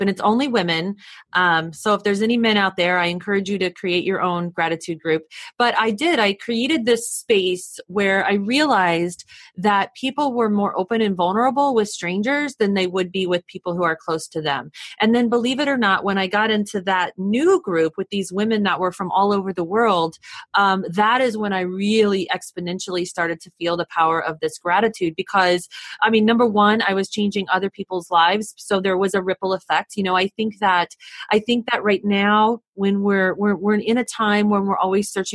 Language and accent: English; United States; I'm from the States, so I was in another country that was foreign to me